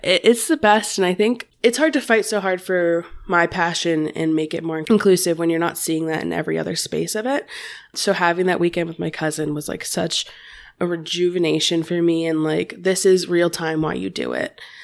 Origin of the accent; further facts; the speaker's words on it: Cincinnati, Ohio, United States; I am from the Cincinnati, Ohio area